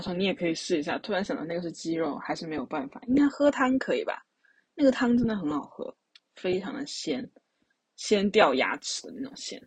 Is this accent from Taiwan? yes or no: no; Sichuan, China; 我们作为四川人呢，就非常地对于辣这东西很执着